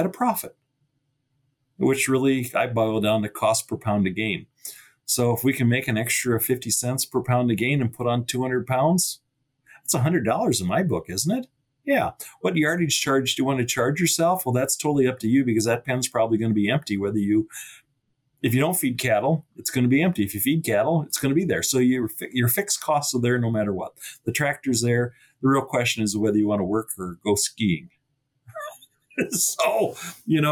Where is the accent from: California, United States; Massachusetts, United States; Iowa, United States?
Iowa, United States; now in North Dakota, United States; Where I grew up in Iowa, predictability was pretty good